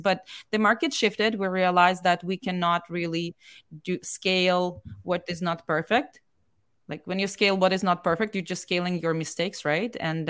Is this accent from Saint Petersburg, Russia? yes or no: no; Moscow, Russia; because we came from Moscow and it's like many million people, very large city, right?